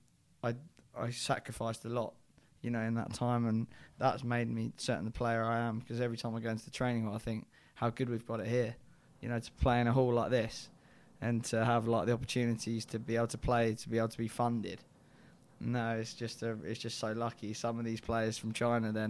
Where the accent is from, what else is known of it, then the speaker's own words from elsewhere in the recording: United Kingdom; my home country